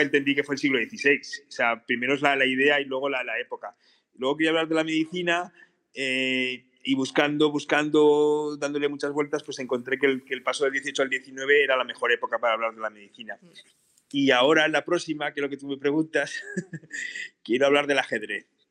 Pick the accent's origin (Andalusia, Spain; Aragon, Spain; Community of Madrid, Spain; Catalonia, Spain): Aragon, Spain; Borja; yo soy de Borja, eh, Borja también se vive la historia del patrimonio